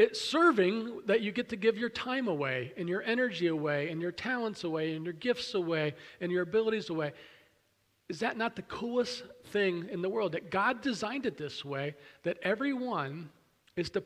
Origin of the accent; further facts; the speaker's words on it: Pennsylvania, United States; moved away; I grew up near Williamsport, about an hour and a half or so from the Little League Mecca of the world